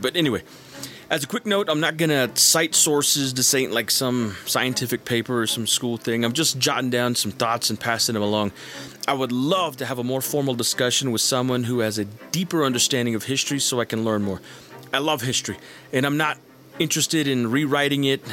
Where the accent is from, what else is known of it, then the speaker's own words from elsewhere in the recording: a reservation in New Mexico, United States; as a Native person uh, who was born and raised on a reservation in New Mexico